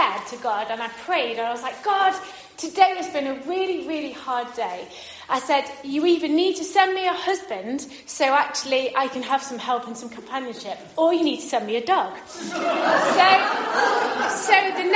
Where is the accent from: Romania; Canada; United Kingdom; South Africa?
United Kingdom; Derbyshire, East Midlands; moved away as an adult; also born or lived in Paisley, Scotland; I moved from Derbyshire, which is where I grew up to Scotland